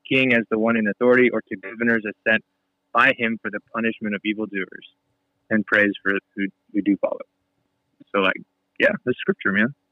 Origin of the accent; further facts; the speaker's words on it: United States; as American Christians